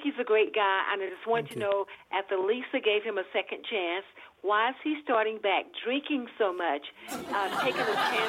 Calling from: Monroe, Louisiana, United States; I'm calling from Monroe, Louisiana.

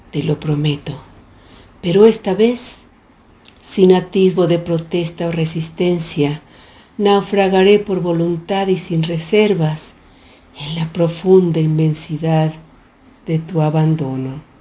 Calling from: Mexico City, Mexico; de la Ciudad de México.

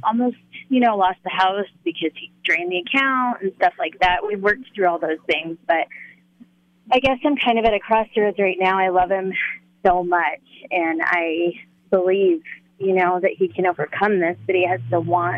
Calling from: Loveland, Colorado, United States; Loveland, Colorado.

